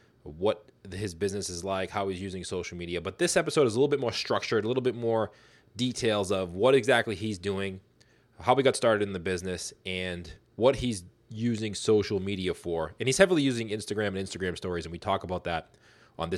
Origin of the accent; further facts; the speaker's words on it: Boston, Massachusetts, United States; I'm from Boston